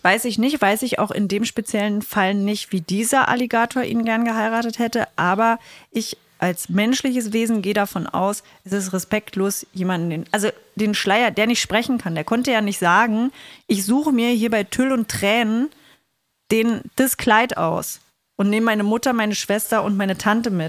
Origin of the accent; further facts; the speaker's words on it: Saxony-Anhalt, Germany; Ich bin ja aus Sachsen-Anhalt.